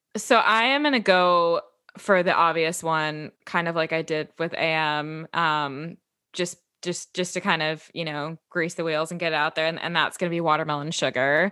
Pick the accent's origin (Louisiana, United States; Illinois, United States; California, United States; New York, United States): Illinois, United States; Chicago; growing up in Chicago